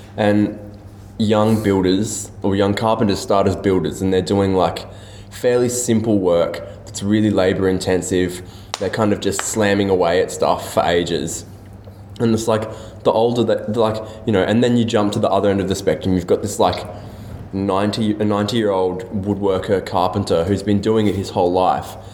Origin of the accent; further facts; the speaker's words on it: Australia; a Malaysian Australian